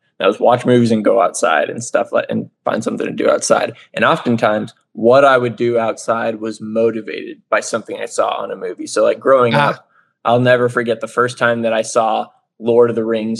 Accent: Carthage, Missouri, United States; moved away as an adult; now in Georgia, United States; I'm from a small town in Southwest Missouri called Carthage

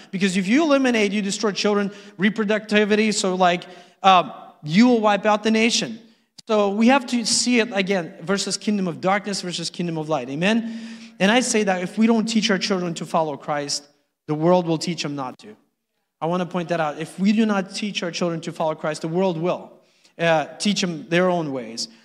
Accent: Uzbekistan; now in United States; I was born in Uzbekistan

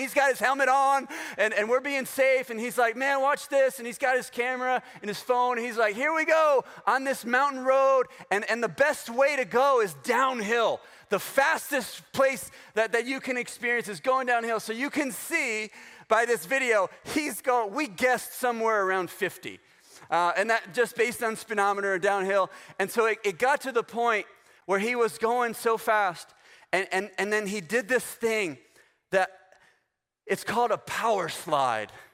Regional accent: Florida, United States; I'm from Florida

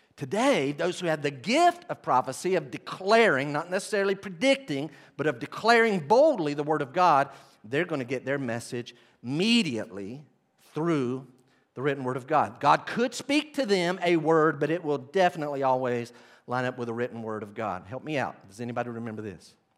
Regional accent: Weaverville, North Carolina, United States; I grew up in Weaverville, North Carolina, okay, with my family.

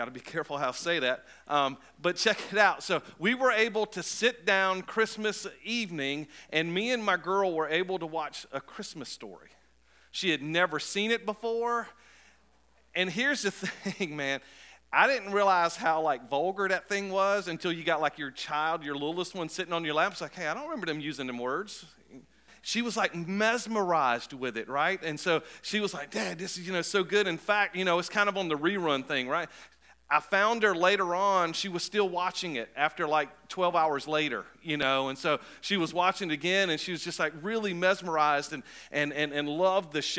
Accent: Cape Coral, Florida, United States; I was born in Florida, raised mostly in Florida, and I was living in a place called Cape Coral

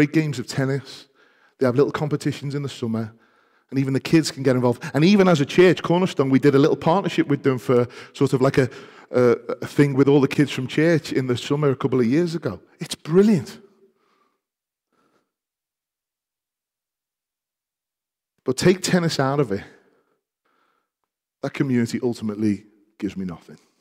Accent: Liverpool, North West England, United Kingdom; part of the People's Republic of Liverpool because we are Scouse before we are English

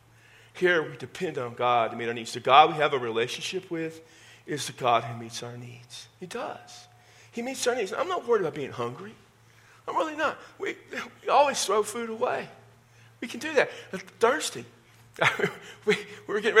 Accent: Texas, United States; accent: Texas; My Texas accent

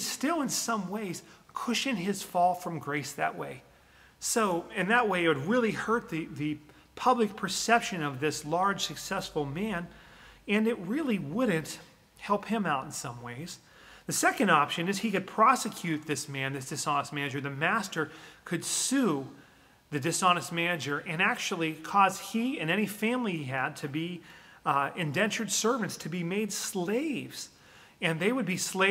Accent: Western Pennsylvania, United States; where I grew up in Western Pennsylvania

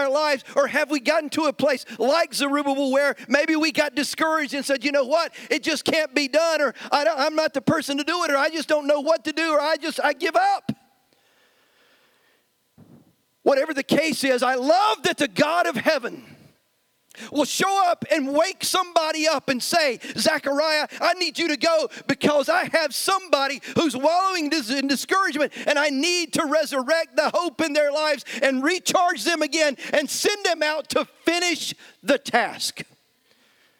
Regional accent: United States; us as American Christians

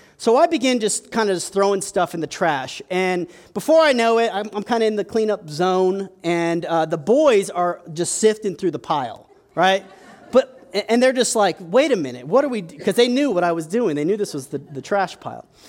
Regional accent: United States; we're American

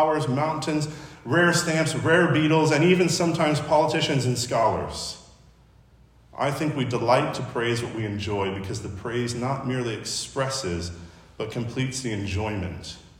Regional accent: Chicago, Illinois, United States; now in Los Angeles, United States; I'm from Chicago

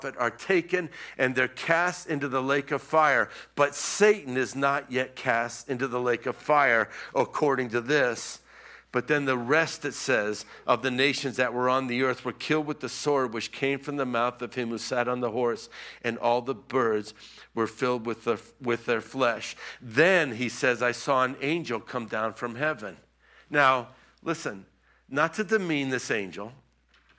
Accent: Florida, United States; also born or lived in Israel; I was from Florida

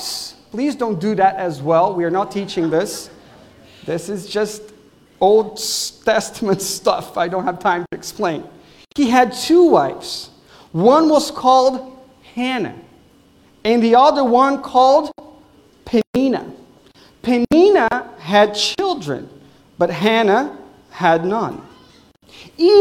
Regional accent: Brazil; English is a second language; now in Wesley Chapel, United States; I'm from Brazil, so I'm sorry if you will hear accent on the way here.

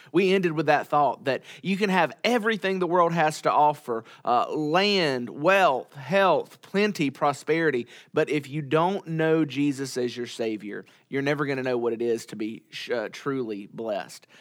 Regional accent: United States; as American Christians living in twenty twenty-one

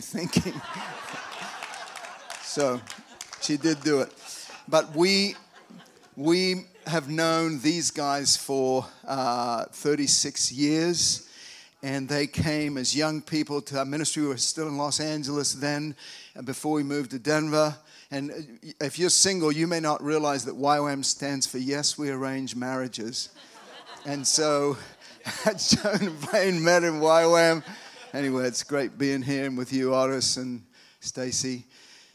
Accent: Australia; now in United States; I'm from Australia, but I've lived over here for a long time.

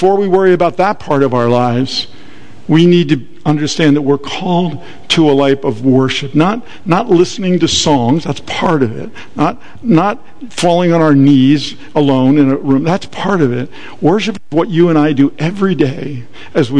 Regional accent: Atlantic City, New Jersey, United States; I was born and raised in Atlantic City

